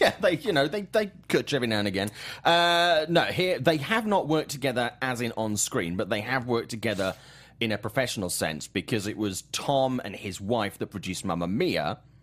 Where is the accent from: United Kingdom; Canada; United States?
United Kingdom; Swansea, Wales; my, my hometown of Swansea in, in the U K